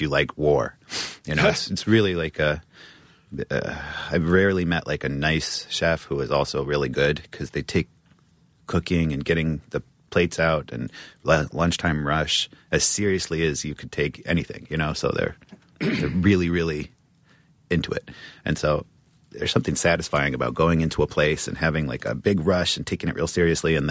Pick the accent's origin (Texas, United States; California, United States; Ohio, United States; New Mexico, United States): New Mexico, United States; I was born in New Mexico, up in the mountains, far, far away from civilization.